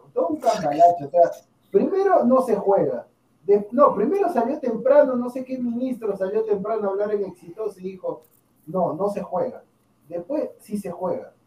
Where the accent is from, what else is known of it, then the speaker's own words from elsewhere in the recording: Peru; yo como peruano